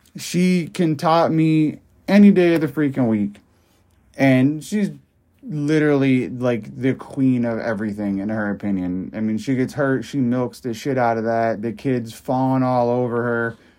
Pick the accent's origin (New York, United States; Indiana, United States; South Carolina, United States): New York, United States; upstate; I'm from up, upstate New York